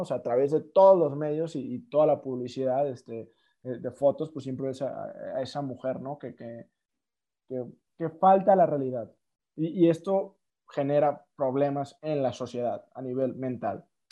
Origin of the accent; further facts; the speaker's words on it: Mexico; nosotros como mexicanos